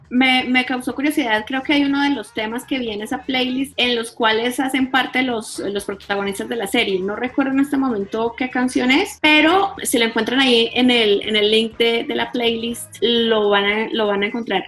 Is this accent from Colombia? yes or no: yes; Colombia; yo soy colombiana